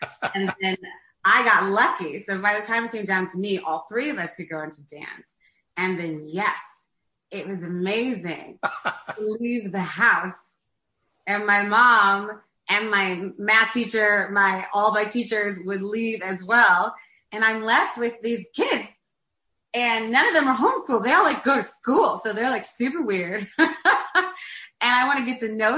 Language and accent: English; St. Louis, Missouri, United States; moved away as an adult; now in New York City, United States; I'm born and raised there